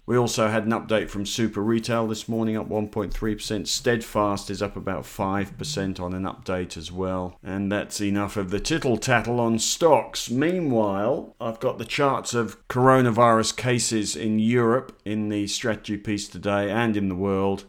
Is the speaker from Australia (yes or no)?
yes; Australia; as an Australian investor